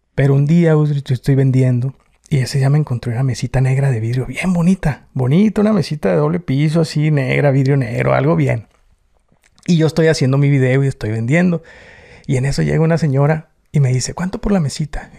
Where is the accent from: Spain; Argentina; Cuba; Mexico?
Mexico; Tijuana, Baja California; accent: norteño; now in United States; Yo soy nacido en Tijuana. La mayoría éramos nacidos en Tijuana